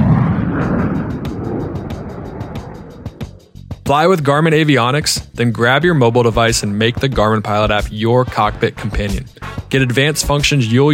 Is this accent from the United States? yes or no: yes; East Coast, United States; I'm from the East Coast